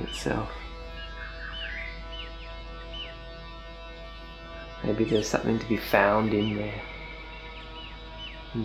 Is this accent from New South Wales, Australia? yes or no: yes; Sydney, New South Wales, Australia; growing up in Bondi with Vaucluse up the road